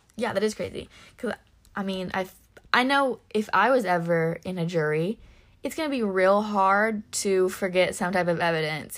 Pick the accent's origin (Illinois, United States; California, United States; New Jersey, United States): Illinois, United States; We live in, we're from Illinois.